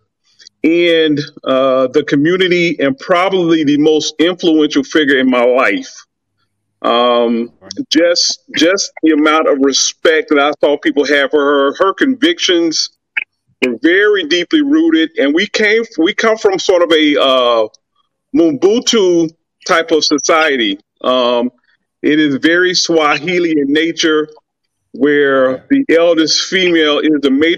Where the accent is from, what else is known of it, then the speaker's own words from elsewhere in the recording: Millen, Georgia, United States; I'm from Southeast Georgia, a little town called Millen, maybe 25,000 people